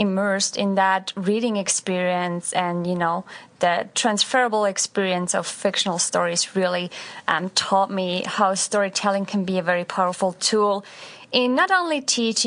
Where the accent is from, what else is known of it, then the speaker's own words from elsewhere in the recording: Switzerland; moved away as an adult; now in United States; I grew up in Switzerland